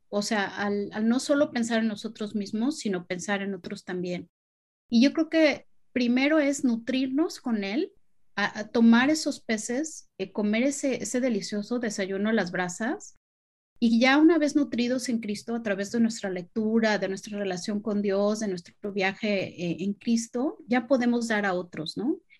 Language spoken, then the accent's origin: Spanish; Chetumal, Quintana Roo, Mexico; Es de chica, nosotros vivíamos en Chetumal, en Quintana Roo